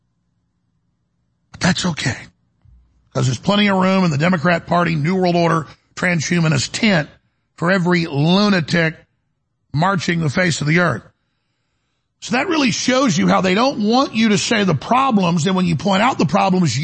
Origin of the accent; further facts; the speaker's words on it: Dallas, Texas, United States; I grew up in Dallas, and it was rough.